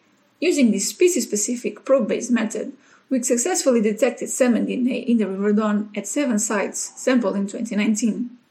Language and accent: English; Portugal; English is a second language; now in Sheffield, United Kingdom; I came to Sheffield from Portugal for 6 months to share my experience on molecular techniques